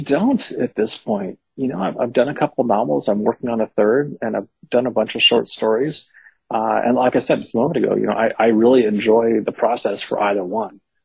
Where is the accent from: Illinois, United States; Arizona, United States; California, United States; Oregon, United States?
California, United States; Berkeley; I grew up in Berkeley uh, in the '70s and '80s